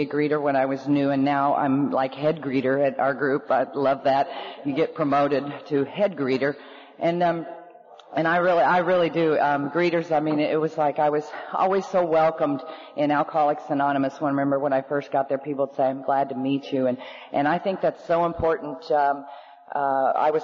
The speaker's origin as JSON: {"language": "English", "region": "Oklahoma", "country": "United States", "tie": "born or raised there", "also_born_or_lived": "Norman, Oklahoma", "said": "born in Oklahoma to two normal alcoholics"}